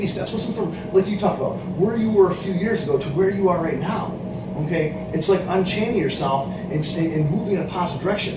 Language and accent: English; Lowville, New York, United States; I was born up in Lowellville, New York